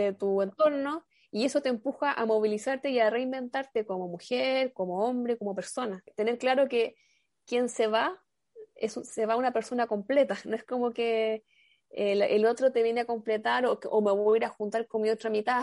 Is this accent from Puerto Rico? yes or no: no; Chile; yo soy de Chile